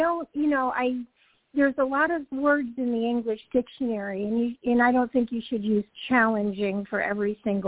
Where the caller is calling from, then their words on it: Georgia, United States; also born or lived in California / Connecticut; I'm calling from Georgia.